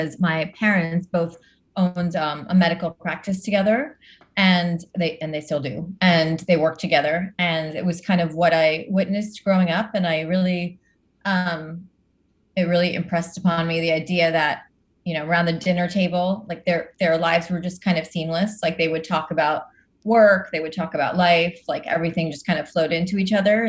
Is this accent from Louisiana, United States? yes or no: no; New Jersey, United States; I grew up in New Jersey and in a pretty typical Indian household